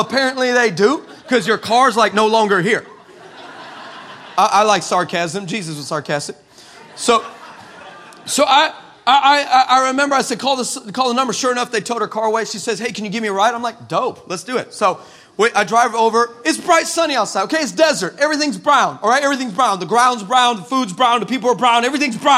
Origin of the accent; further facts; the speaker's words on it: El Paso, Texas, United States; I grew up in El Paso, and what you may not understand is that is the desert. That's like West Texas desert